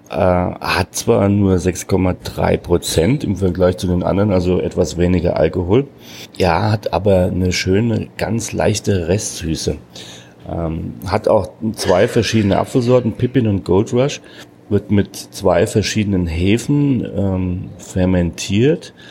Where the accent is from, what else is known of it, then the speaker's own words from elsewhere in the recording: Hesse, Germany; born there; Ich als geborener Hesse muss nach Amerika fahren, um mal wieder ein Äpple zu kriegen.